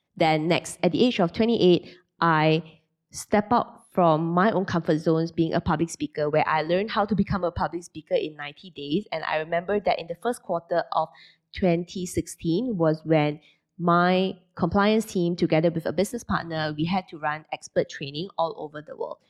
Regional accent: Penang, Malaysia; moved away as an adult; also born or lived in Kuala Lumpur, Malaysia / Singapore; at the age of twenty, I moved from Penang to K L to continue my final year of A C C A in a college.

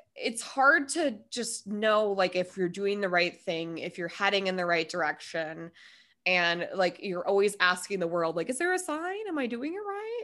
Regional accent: Minnesota, United States; moved away; also born or lived in Denver; I was born and raised in Minnesota

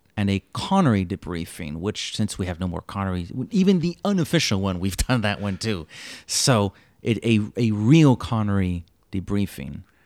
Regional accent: Montreal, Quebec, Canada; I'm born and, and bred here, Montreal, Quebec, Canada.

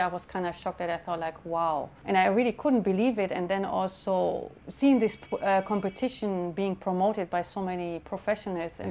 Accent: Germany; moved away as an adult; also born or lived in San Francisco, United States; now in London, United Kingdom; I was born in Germany and I'm living now in London for seven years.

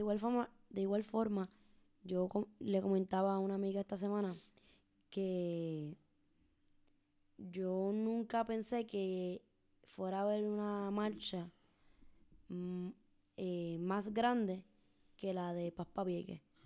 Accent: Puerto Rico; mi pueblo Puerto Rico

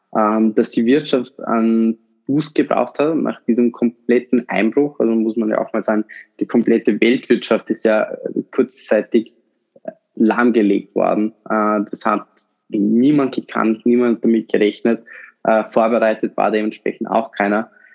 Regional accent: Vorarlberg, Austria; ich komme aus Vorarlberg

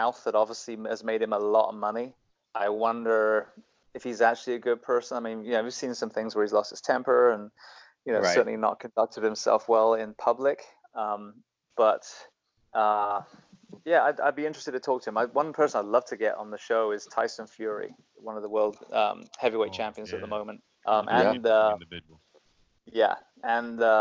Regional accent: United Kingdom; now in United States; I'm still British through and through. I mean, I adore living in the US and serving, but yeah, I'm still very ingrained Britishman.

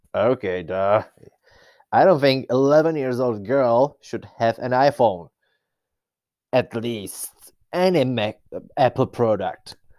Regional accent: Czechia; I'm some person from Czech Republic.

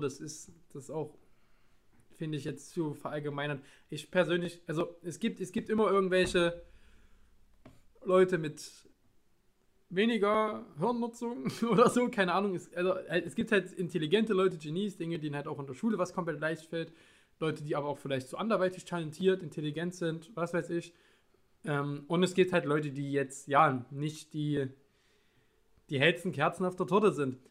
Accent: Leipzig, Saxony, Germany; moved away; ich komme aus Leipzig, ich komme aus Sachsen, aus dem Osten

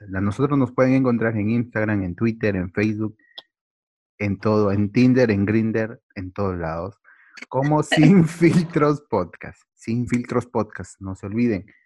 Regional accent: Peru; somos los mismos peruanos

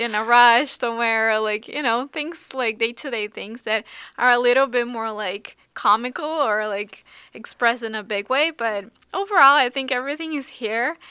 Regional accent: São Paulo, Brazil; now in Seoul, South Korea; I grew up in Sao Paulo in Brazil

